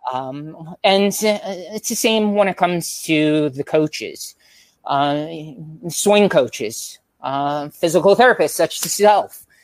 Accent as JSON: {"language": "English", "area": "Long Island", "region": "New York", "country": "United States", "also_born_or_lived": "Florida", "moved": "yes", "said": "we're all originally from Long Island, New York"}